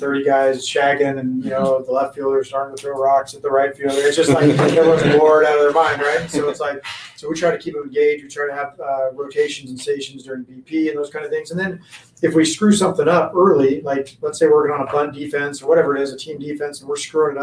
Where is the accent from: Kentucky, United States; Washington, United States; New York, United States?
Washington, United States; moved away as an adult; now in Arizona, United States; I grew up in Washington as well.